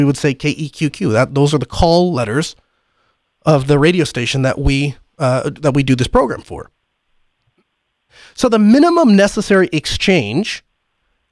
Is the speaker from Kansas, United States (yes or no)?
no; North Dakota, United States; I'm from North Dakota. There's not a lot of us out here